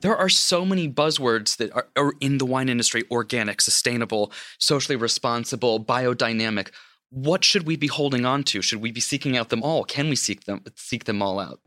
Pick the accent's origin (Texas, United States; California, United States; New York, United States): New York, United States; as a New Yorker